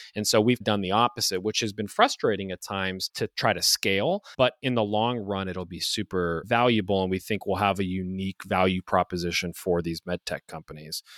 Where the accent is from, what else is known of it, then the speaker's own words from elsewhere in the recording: Youngstown, Ohio, United States; also born or lived in Toledo, Ohio; I'm an Ohio guy. I grew up in Youngstown, Ohio, on the east side of the state.